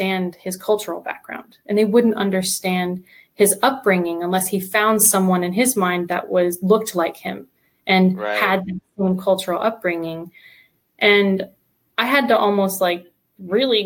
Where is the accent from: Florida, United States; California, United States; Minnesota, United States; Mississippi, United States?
Florida, United States; Sarasota; also born or lived in Vancouver, Canada; now in Tampa, United States; I grew up in Sarasota, just an hour south